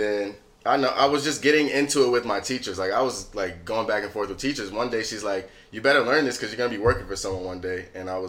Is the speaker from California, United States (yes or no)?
no; Hillside, New Jersey, United States; I'm just a Jersey kid. I'm from Hillside, New Jersey.